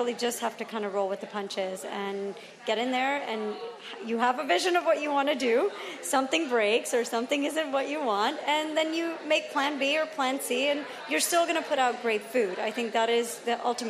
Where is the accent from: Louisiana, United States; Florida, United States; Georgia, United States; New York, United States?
Georgia, United States; Atlanta; I grew up in Atlanta